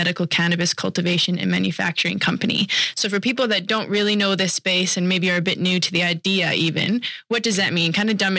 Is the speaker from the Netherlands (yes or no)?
no; Canada; now in Australia; I'm from Canada